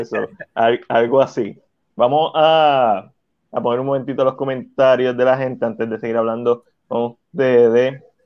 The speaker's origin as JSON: {"language": "Spanish", "town": "San Juan", "country": "Puerto Rico", "tie": "born or raised there", "said": "yo me crié en Coupey"}